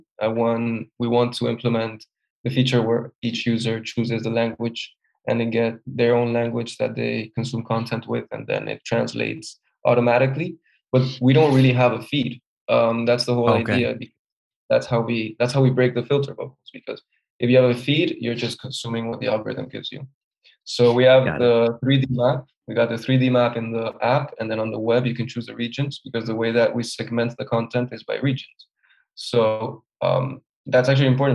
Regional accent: Spain; since I'm from Spain

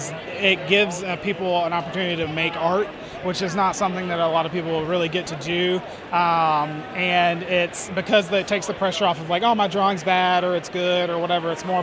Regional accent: Northern Virginia, United States; I am coming out of Northern Virginia.

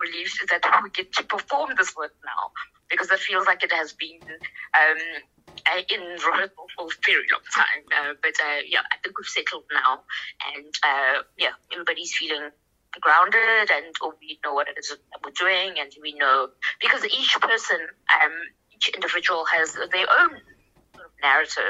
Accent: South Africa; We're all South African

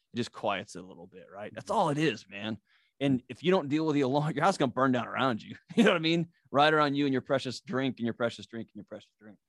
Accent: Texas, United States; I grew up in Texas

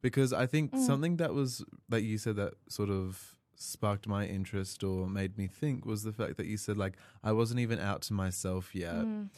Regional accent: Melbourne, Victoria, Australia; moved away; I came from Melbourne, you know, so, like, yeah, big city

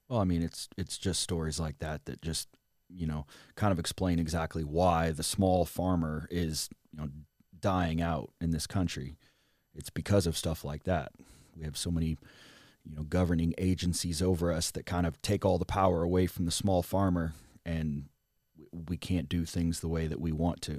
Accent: rural Southern Illinois, United States; moved away as an adult; also born or lived in Los Angeles; now in Texas, United States; grow up on a farm in rural Southern Illinois

